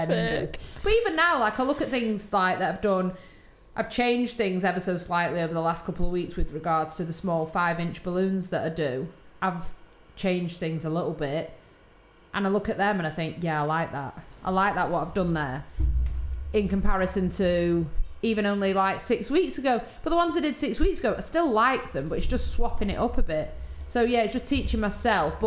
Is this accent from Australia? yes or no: no; Stockport, North West England, United Kingdom; I was born in Stockport.